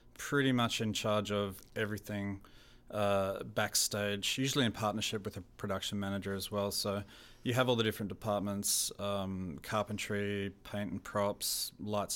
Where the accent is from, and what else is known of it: Australia; born or raised there; accent: Australian; also born or lived in New Zealand; now in Canada